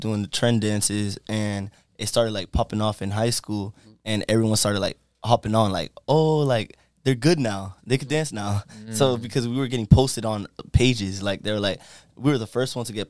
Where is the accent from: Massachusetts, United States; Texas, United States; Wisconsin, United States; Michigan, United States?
Massachusetts, United States; Boston; now in Tampa, United States; I'm from Boston.